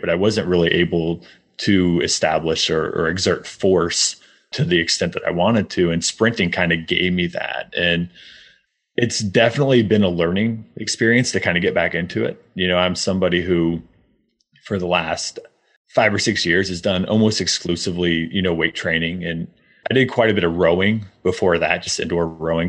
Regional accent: Midwest, United States; I grew up in the Midwest

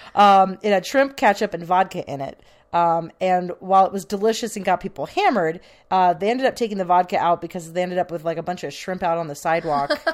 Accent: the Bay Area, California, United States; I'm from the Bay

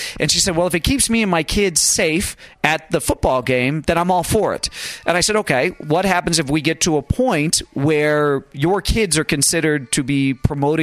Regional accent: United States; as an American

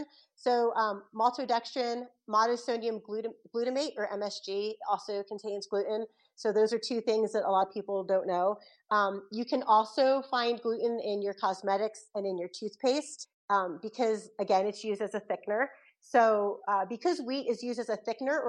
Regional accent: Philadelphia, Pennsylvania, United States; I'm from South Philly originally

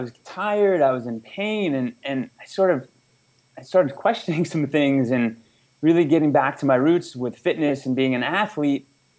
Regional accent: outside New York City, United States; moved away as an adult; also born or lived in California / Atlanta, Georgia; now in Costa Rica; I grew up outside New York City, and, you know, the beach was never really a huge part of my childhood, but, you know, summers we go to Long Island or up in the Cape.

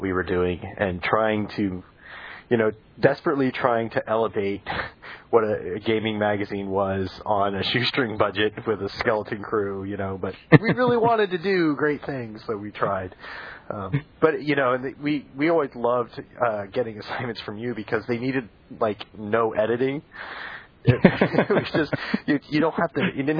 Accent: Florida, United States; moved away as an adult; also born or lived in Connecticut / Vermont; now in San Francisco, United States; I grew up in Florida

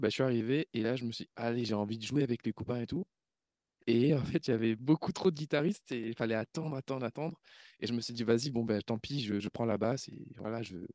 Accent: Réunion, France; moved away as an adult; c'était en 2010, je venais de la, de la Réunion, après le, après le bac.

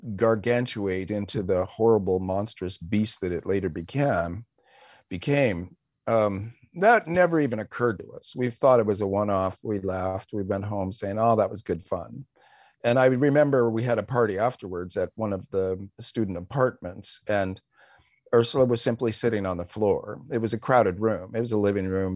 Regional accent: West Coast, United States; we were both American leftists of the West Coast variety

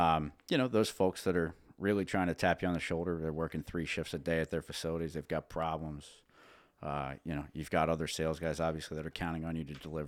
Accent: Dillsburg, Pennsylvania, United States; born there; So I was born in Dillsburg, PA, right down the road, about 15 minutes from here.

